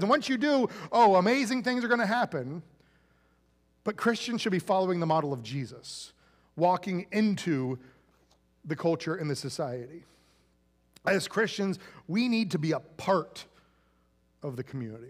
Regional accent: Central Florida, United States; when I was, like, a little, little kid growing up in Central Florida

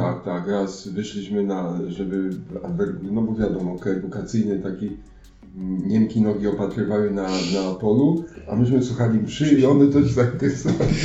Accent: Grodziec, Silesian Voivodeship, Poland; jestem z Grodźca, będzie na Grodźca z parafii świętej Katarzyny Aleksandryjskiej

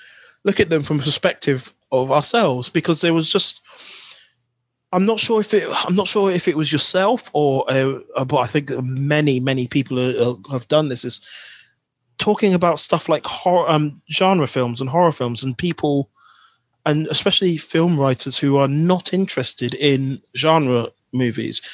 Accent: Buckinghamshire, South East England, United Kingdom; My parents are from St. Vincent, but I'm born in Buckinghamshire

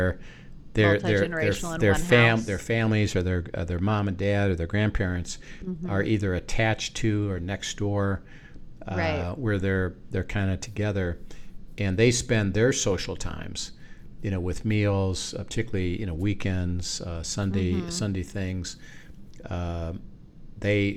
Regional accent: United States; we're American

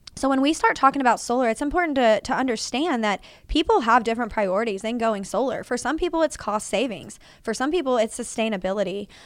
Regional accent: Fort Worth, Texas, United States; I was born and raised in Fort Worth. I've lived here my enter-, entire thirty-three years of life

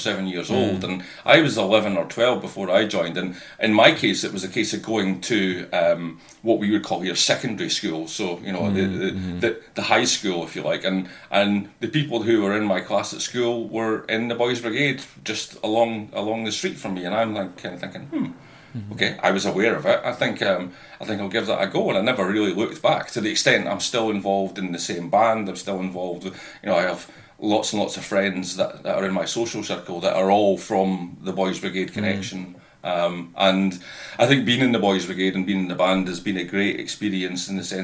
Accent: Dundee, Scotland, United Kingdom; I'm born and bred in Dundee in Scotland

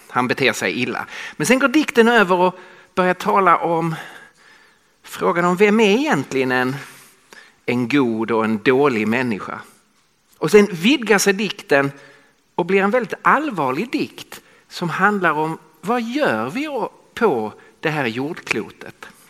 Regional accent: Skåne, Sweden; accent: Scanian (skånska); moved away as an adult; now in Stockholm, Sweden; jag talar skånska. Så jag kommer från södra Sverige

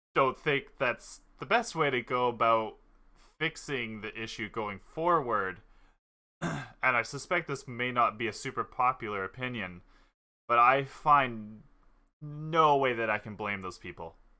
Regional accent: Canada; we've all grown up in Canada

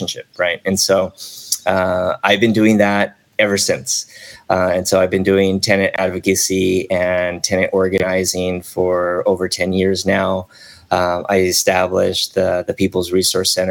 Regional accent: South Gate, California, United States; also born or lived in Chicago / Long Beach; I was pretty much born and raised here in Southern California. I was born in Chicago, but I was raised here since

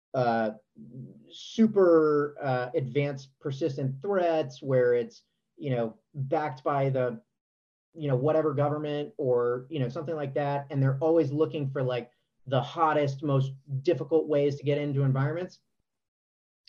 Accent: Virginia, United States; I grew up in Virginia

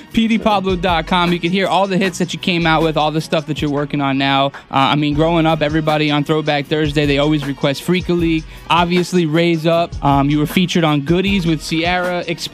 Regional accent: New York, United States; now in North Carolina, United States; with me being originally from New York

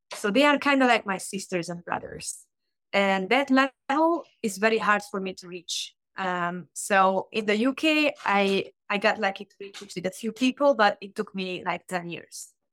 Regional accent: Hungary; English is a second language; moved away as an adult; also born or lived in United Kingdom; now in Chicago, United States; I'm originally from Hungary

